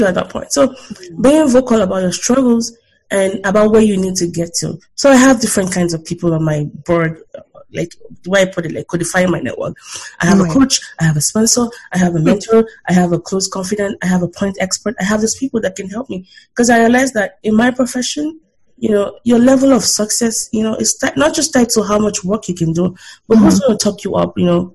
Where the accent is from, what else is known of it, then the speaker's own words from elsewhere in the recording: Nigeria; now in United States; I'm proudly Nigerian